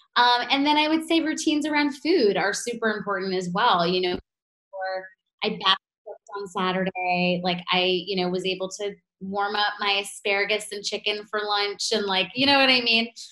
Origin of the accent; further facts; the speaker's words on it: New York, United States; being a New Yorker